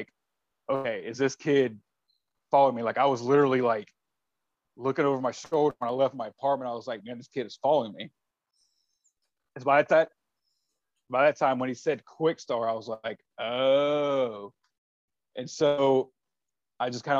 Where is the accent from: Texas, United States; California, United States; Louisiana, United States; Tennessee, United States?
Louisiana, United States; Shreveport; I was actually born and raised in Louisiana